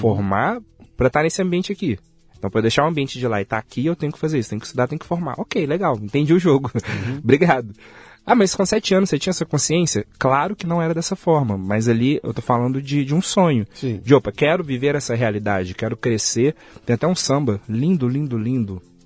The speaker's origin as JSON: {"language": "Portuguese", "town": "Belo Horizonte", "region": "Minas Gerais", "country": "Brazil", "tie": "born or raised there", "said": "Nasci em Belo Horizonte"}